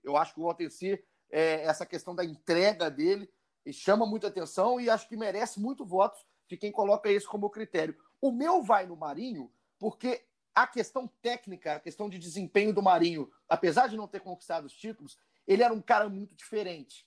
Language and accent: Portuguese; Juiz de Fora, Minas Gerais, Brazil; eu sou de Juiz de Fora